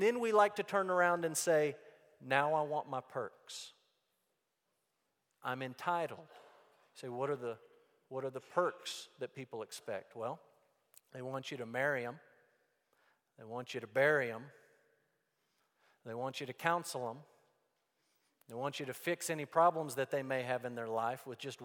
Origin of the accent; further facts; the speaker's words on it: Amarillo, Texas, United States; I grew up in Amarillo, Texas